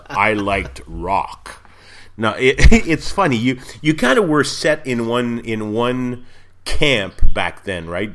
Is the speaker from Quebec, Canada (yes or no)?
yes; Montreal, Quebec, Canada; I grew up in Montreal, but we spent most of our, all of our summers in, just across the border in the U S